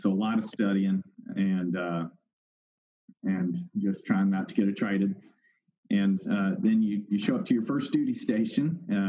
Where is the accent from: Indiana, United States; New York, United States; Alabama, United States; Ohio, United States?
Alabama, United States; Point Clear; I grew up in Point Clear, Alabama, which was a very rural area growing up, and is on Mobile Bay.